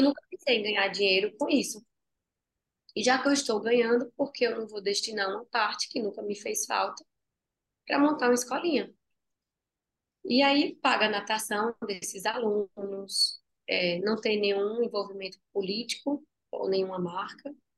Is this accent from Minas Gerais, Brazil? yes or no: no; Tacaratu, Pernambuco, Brazil; moved away; quando eu saí lá de Tacaratu, uma vez eu estava com uma barraquinha, minha mãe tinha uma, uma vendazinha, e eu pegava os bombons e eu colocava numa barraquinha em frente à minha casa